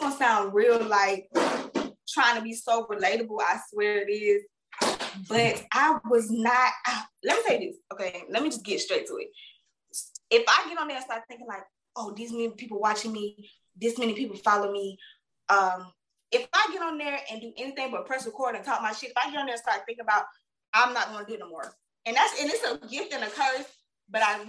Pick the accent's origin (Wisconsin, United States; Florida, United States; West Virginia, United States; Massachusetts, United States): Florida, United States; Jacksonville; I'm from the Bangham where we hang them, Jacksonville, Florida